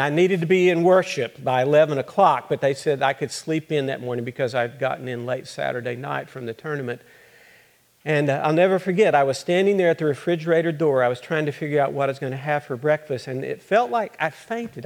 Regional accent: Littlefield, Texas, United States; I grew up in Littlefield, Texas

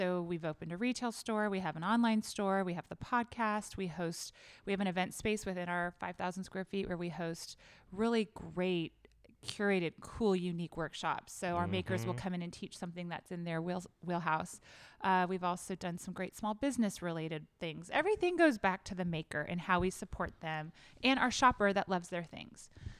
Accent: Southern California, United States; now in Dallas, United States; I grew up in Southern California shopping flea markets.

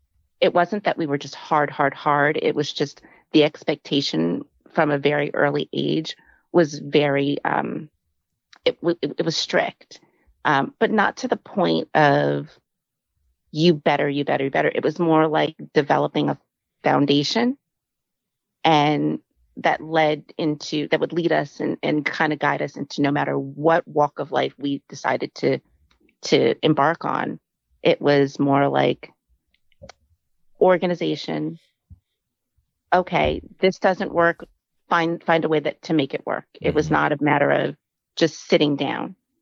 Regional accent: San Diego, California, United States; So we moved around a lot. We're originally from San Diego, California.

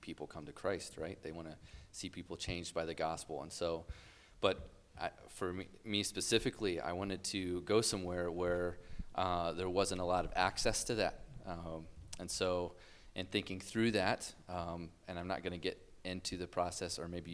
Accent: Ohio, United States; moved away as an adult; also born or lived in Clay, New York; grew up in Ohio

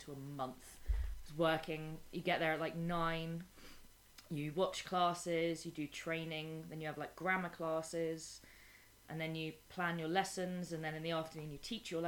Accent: Bournemouth, South West England, United Kingdom; accent: Bournemouth; moved away as an adult; also born or lived in Prague; now in Madrid, Spain; I'm from Bournemouth

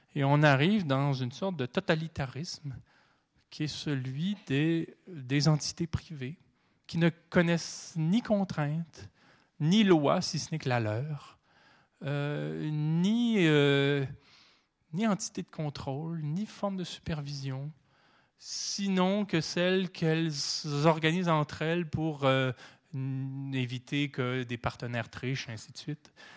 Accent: Canada; Chez nous, au Canada

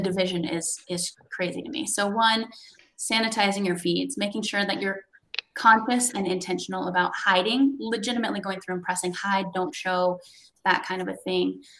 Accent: West Coast, United States; moved away; I came from the West Coast, not the East Coast.

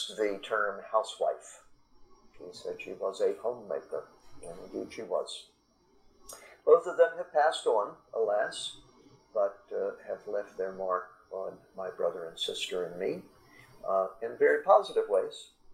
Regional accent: Washington, D.C. / Maryland suburbs, United States; also born or lived in Rockville, Maryland / Wheaton, Maryland; I was born and raised south of the Mason-Dixon line. Born in the early 1950s in Washington, D.C.

